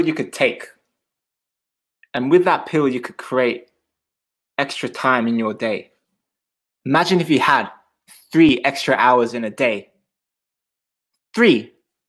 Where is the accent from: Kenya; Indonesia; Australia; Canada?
Australia; also born or lived in Switzerland; now in London, United Kingdom; I'm originally from Australia.